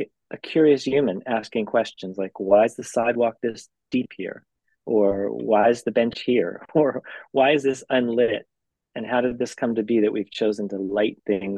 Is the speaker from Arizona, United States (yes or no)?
yes; Phoenix, Arizona, United States; moved away as an adult; now in California, United States; I grew up in Arizona, which is very similar